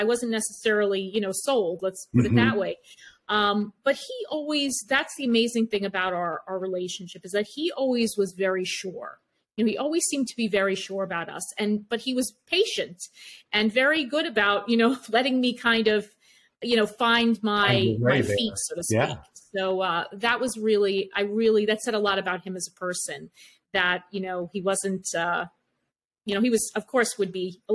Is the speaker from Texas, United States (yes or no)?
no; East Meadow, New York, United States; I was from East Meadow.